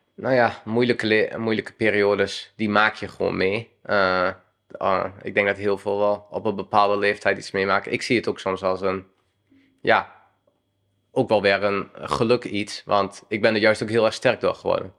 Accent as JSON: {"language": "Dutch", "area": "Twente", "region": "Overijssel", "country": "Netherlands", "said": "ik kom uit Twente. Dan speelde ik daar in ja, selectie-elftal"}